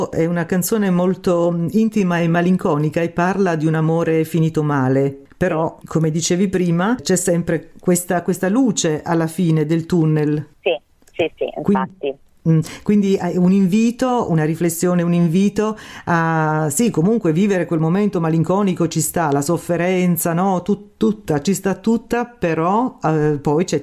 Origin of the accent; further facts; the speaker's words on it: Matera, Basilicata, Italy; now in Rome, Italy; Io sono di Matera ma vivo a Roma.